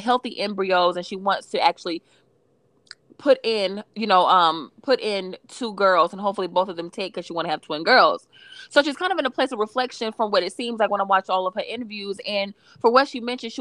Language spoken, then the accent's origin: English; Atlanta, Georgia, United States; me growing up for most of my life, my most formative years I spent growing up in Atlanta